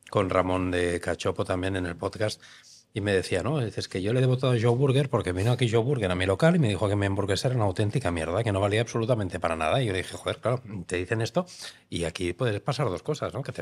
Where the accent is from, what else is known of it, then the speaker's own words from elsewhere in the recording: Romania; now in Spain; Soy rumano.